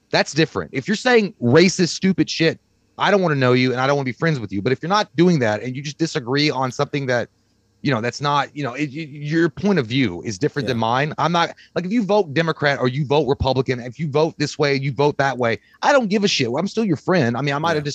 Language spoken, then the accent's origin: English; Kentucky, United States; We're, we're dumb shitheads from Kentucky.